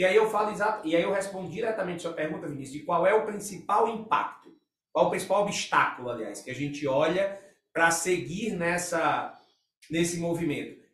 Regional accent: Brazil

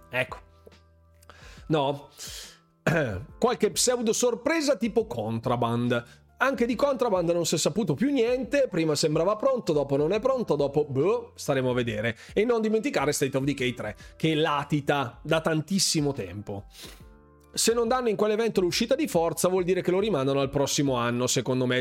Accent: Bergamo, Lombardy, Italy; accent: Bergamasque; qui a Bergamo nella mia terra

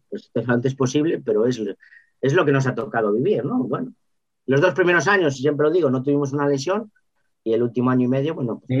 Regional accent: Lugo, Galicia, Spain; pues es que vengo de Lugo, pero soy una apasionada del 3-1

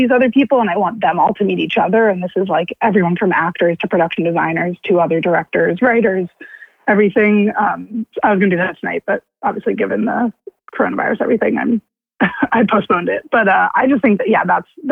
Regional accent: New York City, New York, United States; I live in New York City. I grew up in New York City

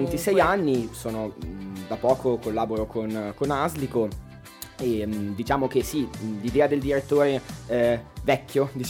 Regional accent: Como, Lombardy, Italy; Ciao a tutti … sono un direttore appunto nato e cresciuto a Como

